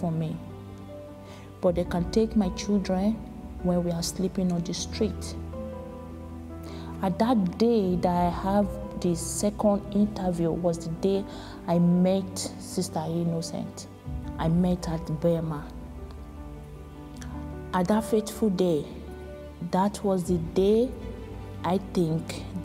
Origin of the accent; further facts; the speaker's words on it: Nigeria; moved away as an adult; I came from Nigeria